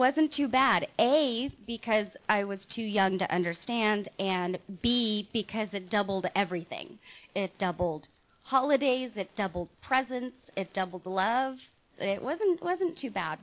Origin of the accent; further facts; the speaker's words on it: Mission Viejo, California, United States; I was born in Mission Viejo Hospital, not too far from here, and this is actually my old stomping ground